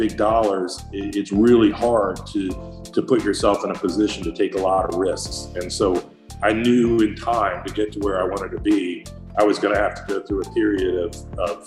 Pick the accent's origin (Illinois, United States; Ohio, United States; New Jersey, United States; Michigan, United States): Ohio, United States; Columbus; also born or lived in Miami; growing up in Columbus, Ohio